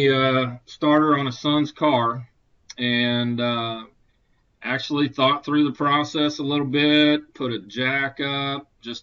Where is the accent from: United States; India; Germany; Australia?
United States; Conway, Arkansas; here in my hometown of Conway, Arkansas. This is where I live